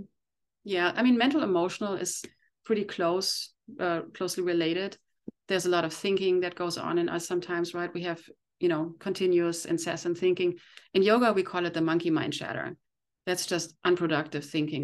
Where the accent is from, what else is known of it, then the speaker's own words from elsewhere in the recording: Germany; moved away as an adult; now in Encinitas, United States; I came from Germany twenty years ago